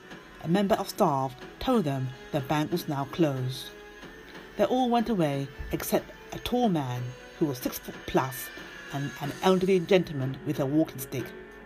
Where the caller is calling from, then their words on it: London, United Kingdom; from London, UK